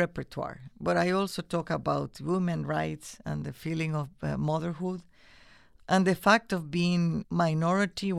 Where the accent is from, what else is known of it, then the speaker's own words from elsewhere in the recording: Nicaragua; moved away; also born or lived in Norway; I come from Nicaragua